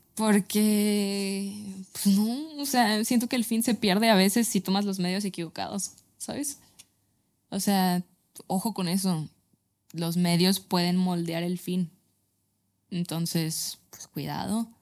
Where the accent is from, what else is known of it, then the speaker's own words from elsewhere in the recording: Guadalajara, Jalisco, Mexico; yo soy tapatía